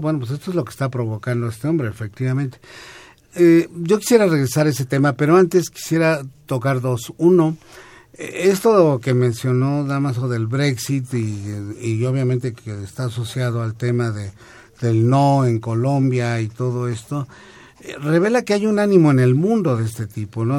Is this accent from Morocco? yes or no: no; Mexico; somos los mexicanos, que es este país